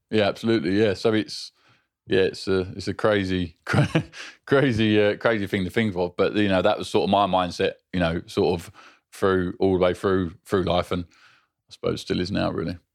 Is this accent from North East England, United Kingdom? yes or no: no; London, United Kingdom; moved away; I grew up South London, Bixleaf